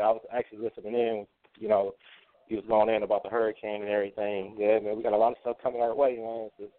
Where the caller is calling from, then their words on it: Ohio, United States; I'm calling from Ohio.